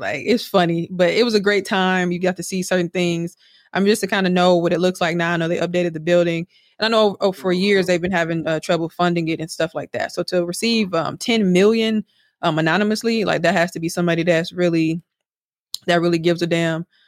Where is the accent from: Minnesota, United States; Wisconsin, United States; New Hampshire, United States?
Wisconsin, United States; Milwaukee; I'm from Milwaukee.